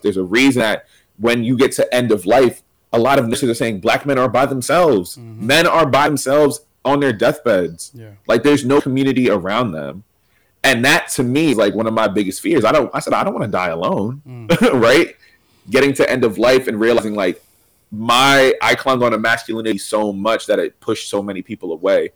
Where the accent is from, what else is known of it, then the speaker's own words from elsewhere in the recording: Reading, Pennsylvania, United States; moved away; also born or lived in Philadelphia; I'm originally from Reading, PA